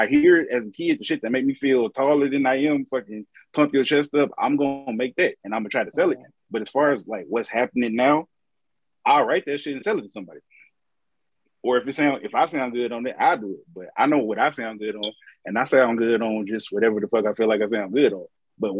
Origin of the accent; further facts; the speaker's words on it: Midwest, United States; now in Chicago, United States; I'm in Chicago. I'm from the Midwest. We like ratchet shit.